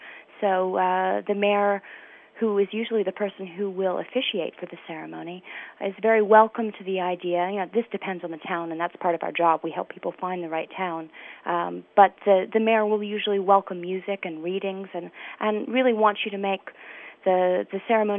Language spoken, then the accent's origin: English; Washington, District of Columbia, United States; moved away as an adult; now in Italy; planned the entire thing from Washington, D.C., my hometown.